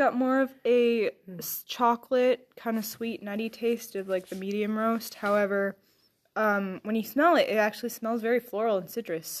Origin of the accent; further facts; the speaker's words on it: Ireland; I'm Irish and I can barely do an Irish accent